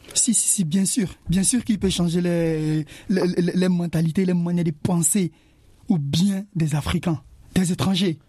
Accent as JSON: {"language": "French", "country": "Côte d’Ivoire", "moved": "yes", "said": "Chez moi, en Côte d'Ivoire"}